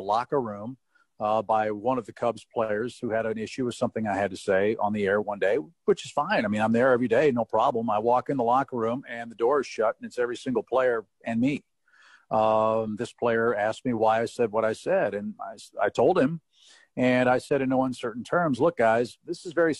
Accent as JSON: {"language": "English", "town": "St. Louis", "region": "Missouri", "country": "United States", "tie": "born or raised there", "said": "I grew up in St. Louis, was a huge Cardinal fan"}